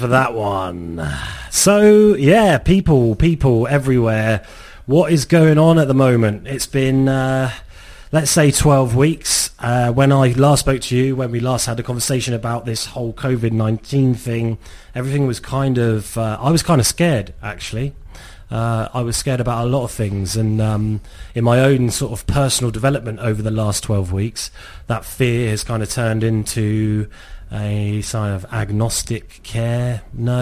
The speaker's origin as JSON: {"language": "English", "area": "Cornwall", "region": "South West England", "country": "United Kingdom", "tie": "born or raised there", "said": "I consider myself Cornish because I was born in Cornwall. My parents are not Cornish, but I am a Cornishman."}